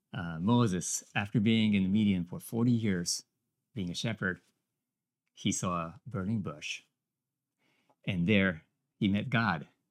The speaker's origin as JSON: {"language": "English", "country": "Japan", "moved": "as an adult", "lives_now": "United States", "said": "I came from Japan"}